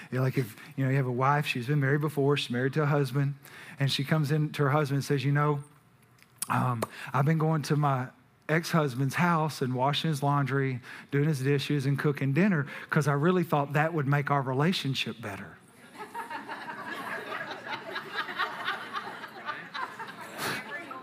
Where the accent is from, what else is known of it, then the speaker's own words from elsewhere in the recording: Texas, United States; We're from Texas